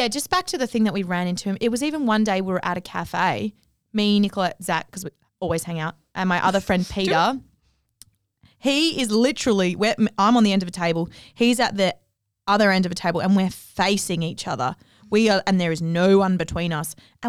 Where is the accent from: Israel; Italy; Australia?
Australia; Cottesloe, Western Australia; Cottesloe. Of course.